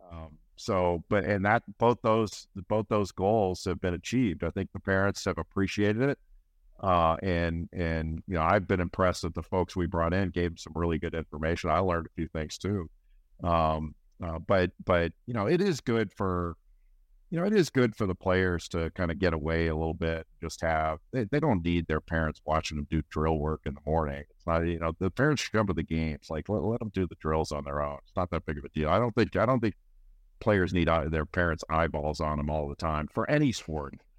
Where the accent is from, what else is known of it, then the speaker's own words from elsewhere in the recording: Los Angeles, California, United States; moved away; I grew up in California, Los Angeles